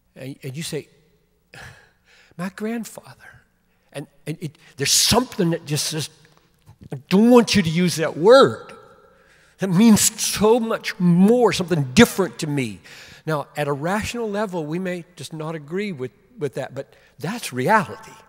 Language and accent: English; Greenville, South Carolina, United States; I grew up in Greenville, South Carolina